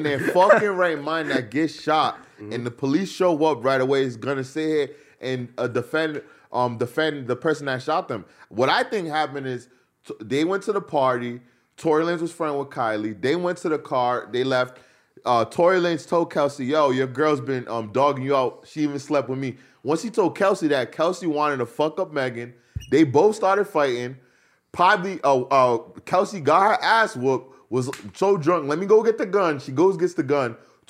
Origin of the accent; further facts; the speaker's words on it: Rhode Island, United States; No, I'm from the East Coast, Rhode Island.